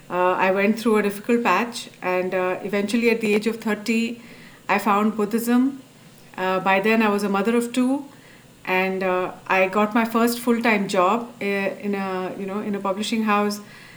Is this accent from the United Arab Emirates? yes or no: yes; Dubai, United Arab Emirates; also born or lived in Abu Dhabi; So I was brought up in Dubai and Abu Dhabi, which is in the Middle East, and it's a traditional society.